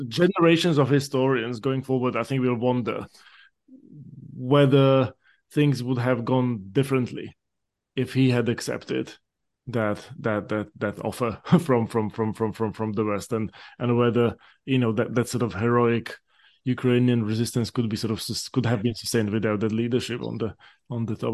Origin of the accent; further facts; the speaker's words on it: Slovakia; now in United States; Slovak American who, uh, grew up during the years when when, when my home country emerged out of communism